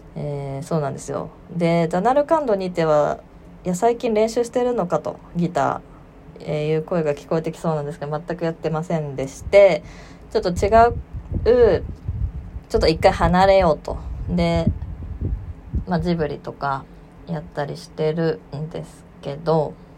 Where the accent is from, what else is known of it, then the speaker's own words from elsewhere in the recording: Aichi, Japan; うちの地元の愛知